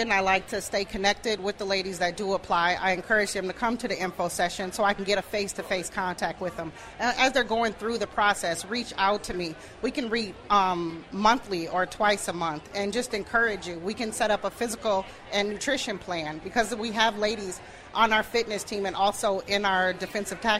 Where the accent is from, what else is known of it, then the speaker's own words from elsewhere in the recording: Minneapolis, Minnesota, United States; because I'm born and raised in Minneapolis, South Minneapolis